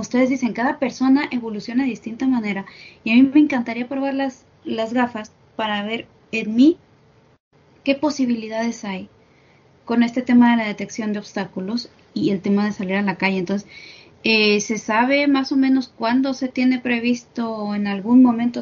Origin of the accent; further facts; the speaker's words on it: Mexico; yo soy de aquí de México